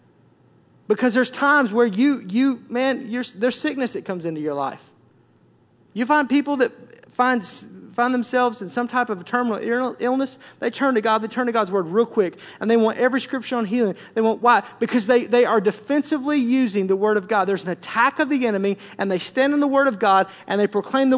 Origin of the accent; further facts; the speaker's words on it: Tornado Alley, United States; I grew up in Tornado Alley